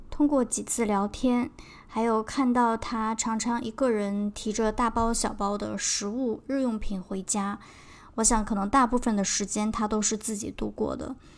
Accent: China; moved away; 我来自中国

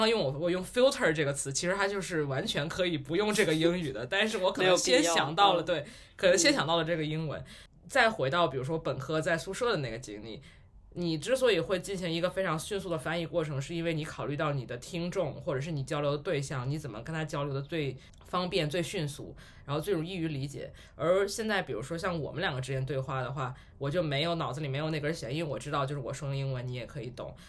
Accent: Tianjin, China; also born or lived in Beijing; 就是首先我是天津人，但是我们家都不讲天津话。

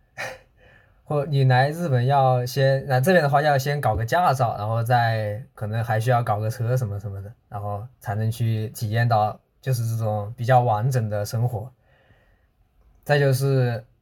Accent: China; moved away as an adult; now in Kitakyushu, Japan; 我们中国人

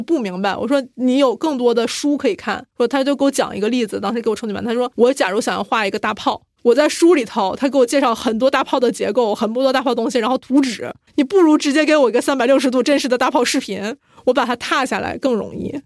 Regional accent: China; 咱们是中国人

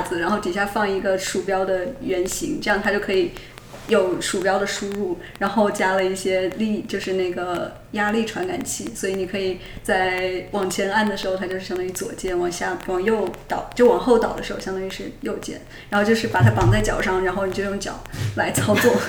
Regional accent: Changsha, Hunan, China; moved away as an adult; also born or lived in Beijing / Pittsburgh; 长沙人。

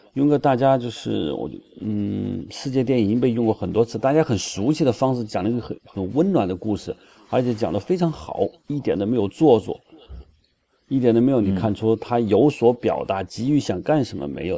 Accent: China; 我们内地人

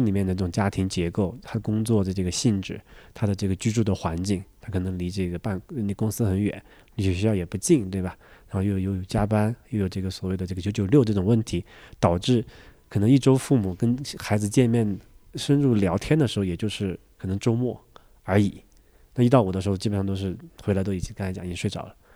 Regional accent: Sichuan, China; moved away; 我的老家，是在四川的一个， 一个小县城的一个乡下

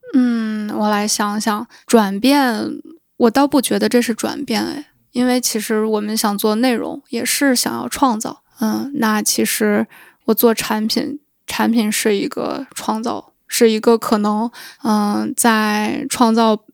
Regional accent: Shanxi, China; moved away; 回我的老家山西

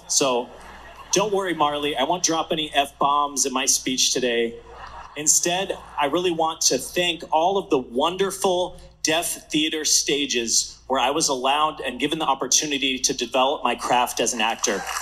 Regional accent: Mesa, Arizona, United States; my hometown of Mesa, Arizona

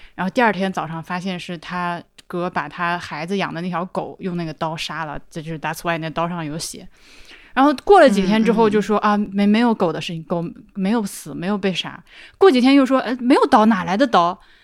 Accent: Laohekou, Hubei, China; moved away; 生活在，就是出生在老河口，这狗地方教育资源那么差

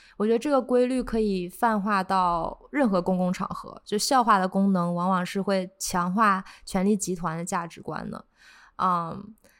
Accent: Northeast China, China; now in New York, United States; 我是，我来自东北

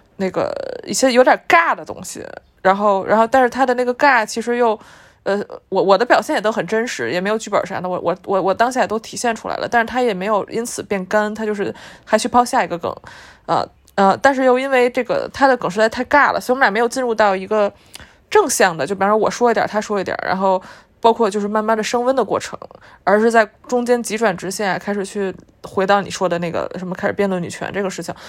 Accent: Beijing, China; moved away as an adult; now in Shanghai, China; 我本身是一个北京本地人，就是我是一个在北京长大

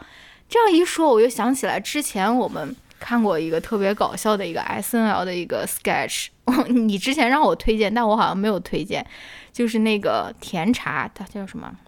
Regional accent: Shaanxi, China; accent: Shaanxi accent; 你嘲笑我们这种陕西陕西口音吗？

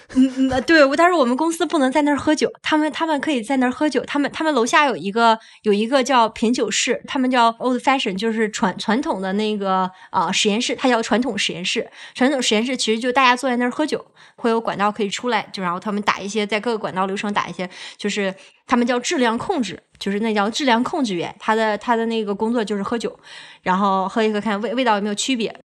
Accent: Northeast China, China; moved away as an adult; now in United States; 我们东北人是吃饺子要，要蘸醋

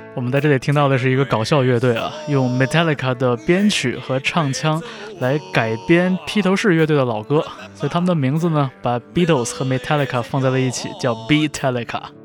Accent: China; 我们这些在国内长大

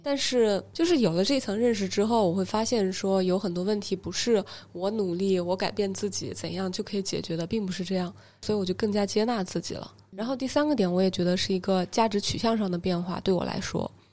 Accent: Hubei, China; now in Shenzhen, China; 我是湖北人

